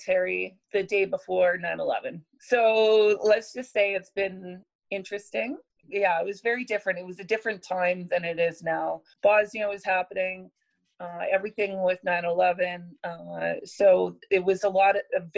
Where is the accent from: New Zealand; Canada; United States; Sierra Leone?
Canada; the Okanagan, British Columbia; now in Edmonton, Canada; I grew up in the Okanagan